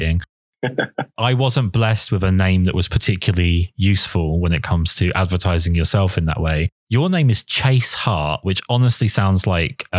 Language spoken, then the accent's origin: English; England, United Kingdom; I'm English